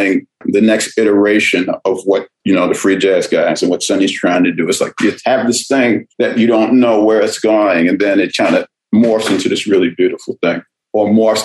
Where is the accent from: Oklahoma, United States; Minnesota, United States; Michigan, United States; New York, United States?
New York, United States; New York City; I'm from New York, from that era where I grew up. My family was the second African-American family on the block. I always tell people that I'm the first black person that whole side of Brooklyn ever encountered.